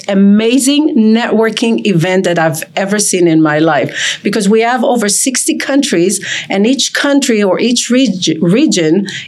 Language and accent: English; Israel; also born or lived in Turkey (parents); now in Las Vegas, United States; Originally, I'm from Israel.